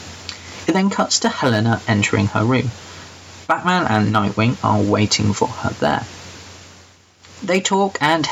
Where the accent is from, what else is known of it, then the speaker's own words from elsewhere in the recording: England, United Kingdom; I'm that English guy